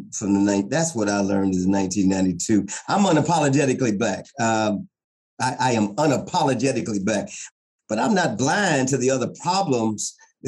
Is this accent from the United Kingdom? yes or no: no; St. Louis, Missouri, United States; now in California, United States; I'm from the Midwest. I'm from St. Louis.